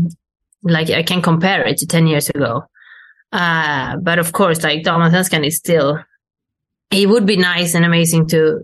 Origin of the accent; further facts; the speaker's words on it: Sweden; moved away as an adult; now in Italy; I go out of Sweden and I come back to play in Sweden